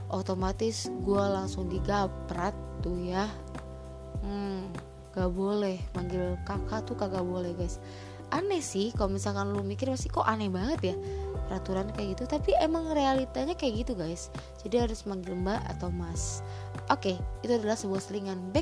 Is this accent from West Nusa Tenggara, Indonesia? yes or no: no; Cirebon, West Java, Indonesia; jadi SMA gue ini adalah terbilang SMA favorit di kota gue yaitu di di, eh, di Cirebon